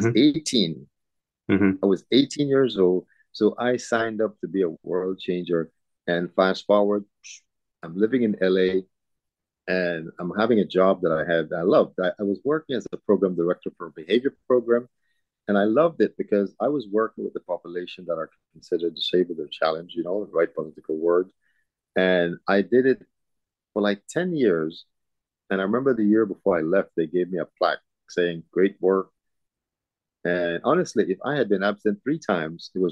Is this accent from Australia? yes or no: no; Belize; now in Houston, United States; I was born in Belize.